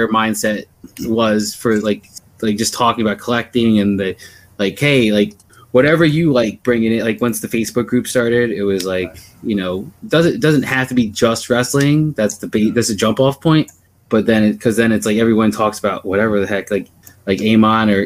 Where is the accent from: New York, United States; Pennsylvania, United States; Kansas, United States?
Pennsylvania, United States; also born or lived in New Jersey / Maryland; now in Minnesota, United States; I grew up in Pennsylvania. I've lived in New Jersey, Pennsylvania, Maryland, and Minnesota